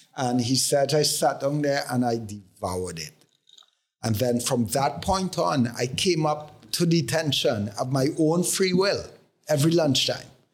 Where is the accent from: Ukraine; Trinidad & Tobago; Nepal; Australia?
Trinidad & Tobago; growing up in Trinidad